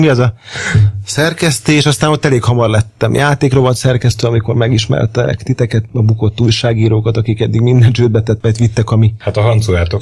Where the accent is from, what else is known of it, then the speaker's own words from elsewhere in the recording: Pécs, Baranya, Hungary; now in Budapest, Hungary; nem Pesti vagyok, hanem Pécsi